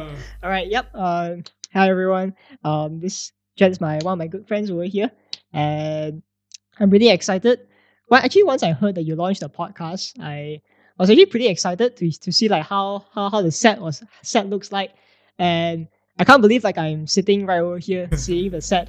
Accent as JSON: {"language": "English", "country": "Malaysia", "said": "being a Malaysian"}